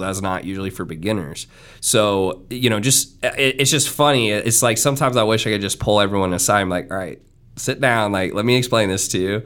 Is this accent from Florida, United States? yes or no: yes; Miami, Florida, United States; I'm from Miami